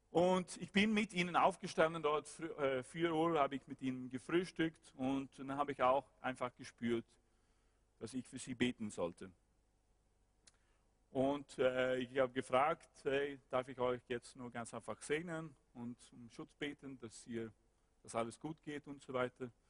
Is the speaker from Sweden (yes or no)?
yes; West Coast, Sweden; German is a second language; Ich war dort ein Student und ich wohnte dort und ich äh, komme nicht aus Stockholm, ich komme aus der Westküste